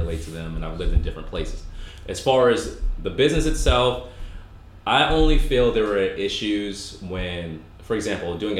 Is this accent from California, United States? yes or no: no; Boston, Massachusetts, United States; I grew up in Boston.